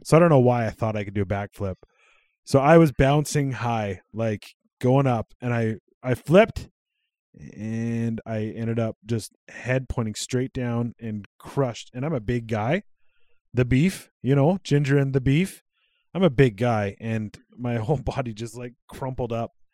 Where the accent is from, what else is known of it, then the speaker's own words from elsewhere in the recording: Cold Lake, Alberta, Canada; also born or lived in Regina, Saskatchewan; I moved from Cold Lake to Sylvan Lake when I was twelve